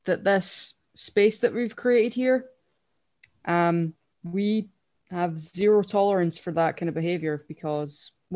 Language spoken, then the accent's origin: English; Scotland, United Kingdom; I'm Scottish.